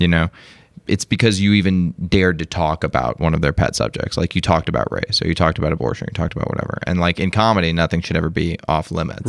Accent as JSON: {"language": "English", "town": "Las Vegas", "region": "Nevada", "country": "United States", "said": "I'm from Las Vegas"}